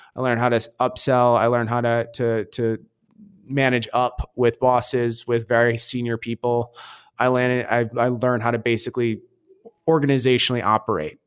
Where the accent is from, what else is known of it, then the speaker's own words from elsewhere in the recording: Michigan, United States; moved away as an adult; also born or lived in New York; now in New York City, United States; I'm from Michigan